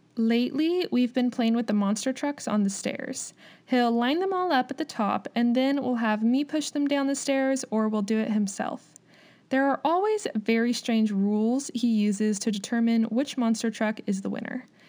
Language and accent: English; United States; also born or lived in Kansas